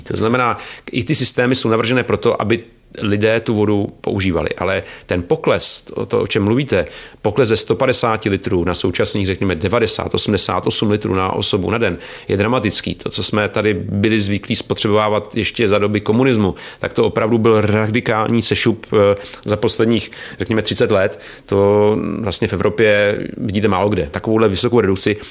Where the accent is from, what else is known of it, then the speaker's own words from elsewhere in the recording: Czechia; My jsme jako Češi